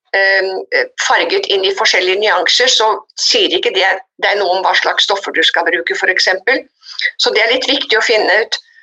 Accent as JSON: {"language": "Norwegian", "region": "Oslo", "country": "Norway", "tie": "born or raised there", "also_born_or_lived": "United States", "moved": "as an adult", "said": "jeg vokste opp i Oslo og dro til USA da jeg var 20 for å bli ett år"}